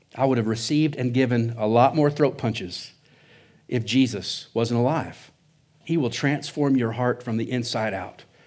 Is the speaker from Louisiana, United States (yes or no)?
no; Oklahoma, United States; now in Surprise, Arizona, United States; I'm from Oklahoma